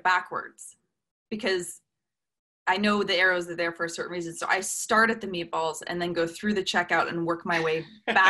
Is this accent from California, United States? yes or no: yes; Newport Beach, California, United States; Yeah, I grew up in Newport Beach, California